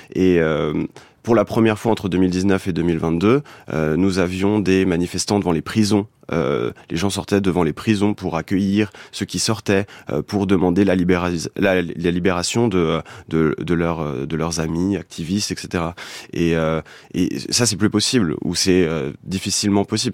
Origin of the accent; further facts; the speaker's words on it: France; je suis français